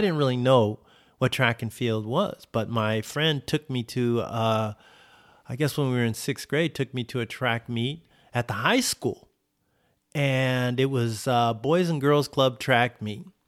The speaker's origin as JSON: {"language": "English", "town": "Oceanside", "region": "California", "country": "United States", "tie": "born or raised there", "said": "my hometown of Oceanside"}